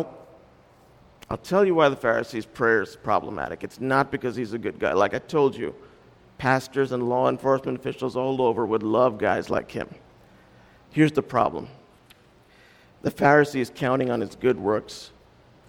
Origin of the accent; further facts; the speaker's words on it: India; when you parent kids as an Indian